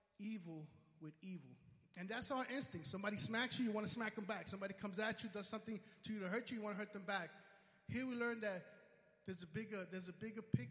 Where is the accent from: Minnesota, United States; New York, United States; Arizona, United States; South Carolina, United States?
New York, United States; New York City; I'm from the Bronx. I come all the way from the Bronx here